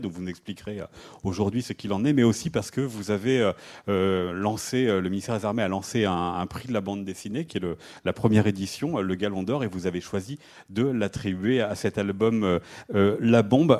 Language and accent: French; France; chez nous en France